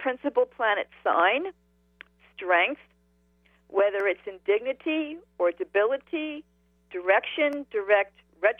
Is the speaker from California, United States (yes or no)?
no; New Jersey, United States; I'm a Jersey girl.